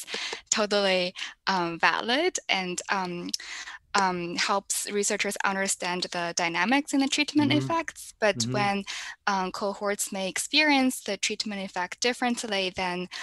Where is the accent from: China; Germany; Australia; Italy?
China; moved away as an adult; now in United States; I'm from China. I came to the US for college and grad school.